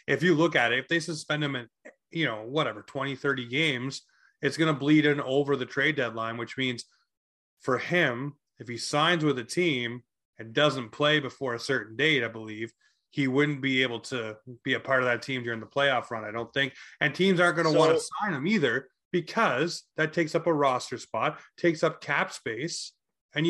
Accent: Toronto, Ontario, Canada; now in Nova Scotia, Canada; my hometown in Toronto, Ontario.

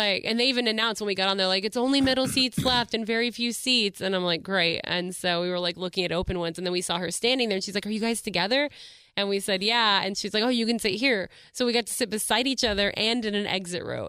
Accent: Melissa, Texas, United States; also born or lived in Dallas; I'm from Melissa, Texas

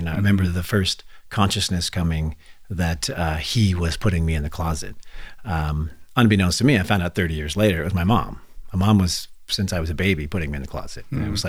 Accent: Santa Monica, California, United States; born there; also born or lived in Redding / Anderson; This was in Los Angeles. So I was born in Santa Monica.

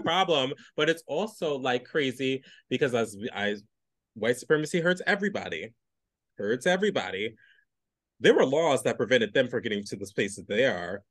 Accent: New York City, New York, United States; as a New Yorker

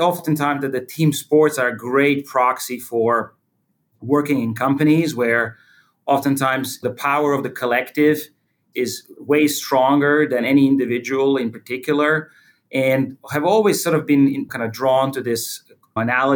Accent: Croatia; I was born in Croatia. And at that time, it was called Yugoslavia.

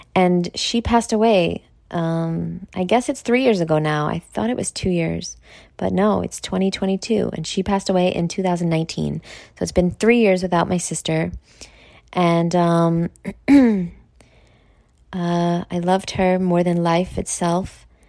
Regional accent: New York, United States; I'm from New York and that's what we do there, Like, that's my accent

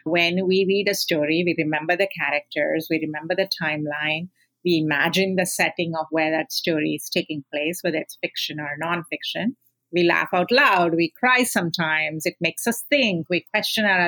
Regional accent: India; I grew up in India

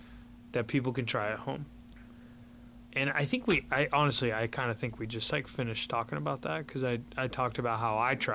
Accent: Midwest, United States; I didn't think I'd ever hunt in Florida because I'm from Midwest

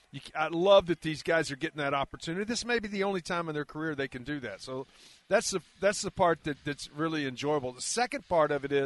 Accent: Carrollton, Texas, United States; I mean, I was raised in Carrollton, which is the suburb north, but my parents are still with us, thank the Lord, and they're both in Flower Mound.

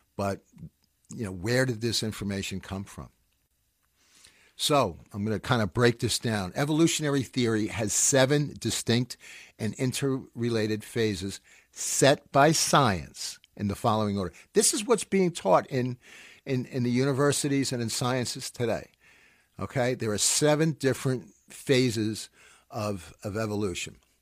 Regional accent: United States; now in New York, United States; I'm an American living in New York

